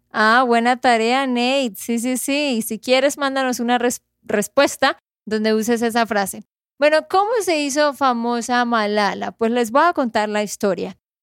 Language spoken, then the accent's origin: Spanish; Santander, Colombia; de Santander, Colombia